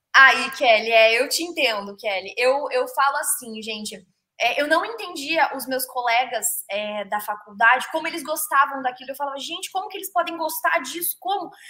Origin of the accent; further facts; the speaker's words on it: Ourinhos, São Paulo, Brazil; eu sou de Ourinhos